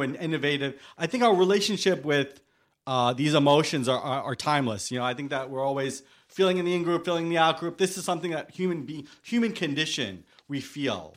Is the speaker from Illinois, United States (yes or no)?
no; New York City, New York, United States; I was born in Staten Island. I've always had this relationship with New York, being that, um, I haven't lived anywhere else